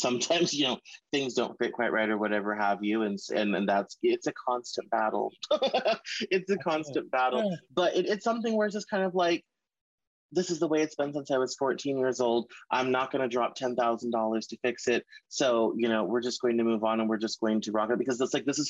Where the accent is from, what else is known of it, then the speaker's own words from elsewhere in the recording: the South, United States; I'm from the South